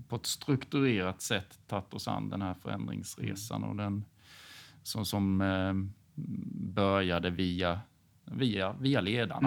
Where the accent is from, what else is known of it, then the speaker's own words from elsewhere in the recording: Hyltebruk, Halland County, Sweden; accent: Småland; now in Falkenberg, Sweden; är född och uppvuxen i Hyltebruk på gränsen mellan Halland och Småland. Så jag har väl lite småländska kvar i dialekten